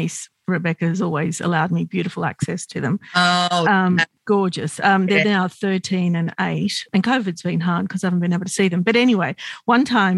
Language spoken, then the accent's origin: English; Sydney, New South Wales, Australia; I grew up in Sydney, I grew up Lebanese Australian